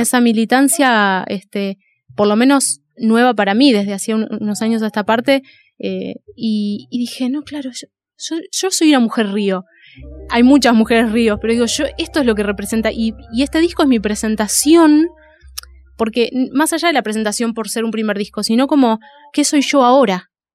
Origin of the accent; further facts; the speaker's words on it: Dique Luján, Buenos Aires, Argentina; yo me crié en Dique Luján y, vivo ahora en, en, Dique Luján, que es un lugar de zona de río.